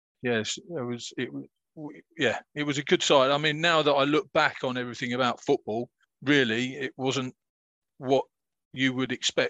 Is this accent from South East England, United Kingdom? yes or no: yes; North Kent, South East England, United Kingdom; also born or lived in Selling / Sittingbourne; I'm a North Kent boy